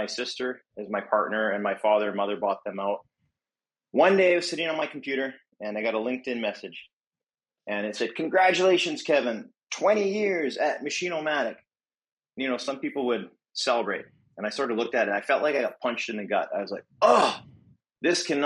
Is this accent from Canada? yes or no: yes; Edmonton, Alberta, Canada; moved away as an adult; now in Vancouver, Canada; I grew up in Edmonton, Alberta, and I moved to Vancouver in 2010.